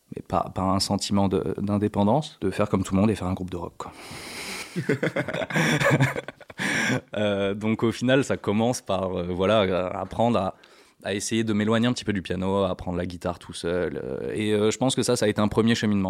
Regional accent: Morocco; moved away; also born or lived in south of France; j'ai grandi au Maroc

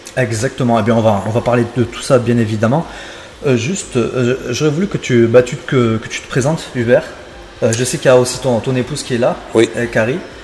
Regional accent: Béziers, Occitania, France; je suis biterrois

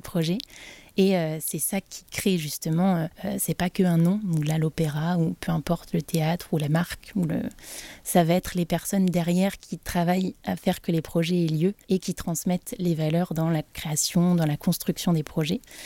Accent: Brest, Brittany, France; moved away as an adult; now in Nantes, France; je suis originaire de Brest

